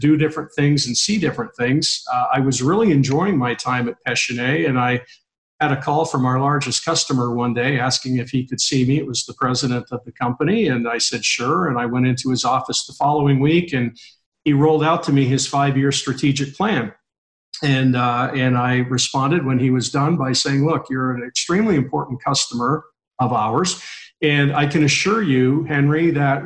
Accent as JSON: {"language": "English", "town": "Toronto", "region": "Ontario", "country": "Canada", "tie": "born or raised there", "moved": "yes", "lives_now": "Dallas, United States", "said": "I grew up in Canada, born in downtown Toronto"}